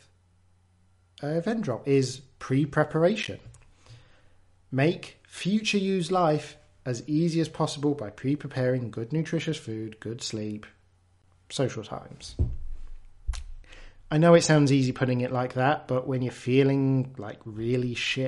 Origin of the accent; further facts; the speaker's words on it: England, United Kingdom; I'm English